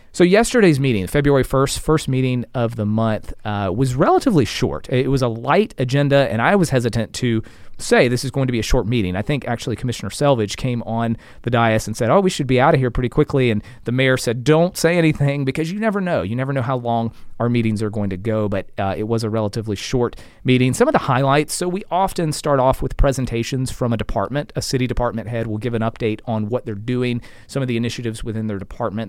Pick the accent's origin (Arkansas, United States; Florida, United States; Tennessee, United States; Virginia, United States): Florida, United States; Bartow; moved away as an adult; now in Lakeland, United States; I'm a Lakeland, proud Lakeland resident, but, um, I hail from Bartow, and, and Mister Dixon went to Union Academy. I went to Union Academy as well